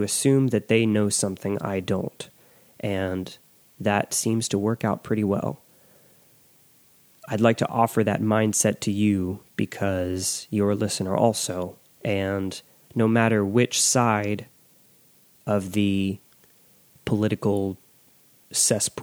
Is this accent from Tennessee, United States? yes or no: yes; West Tennessee, United States; I grew up in West Tennessee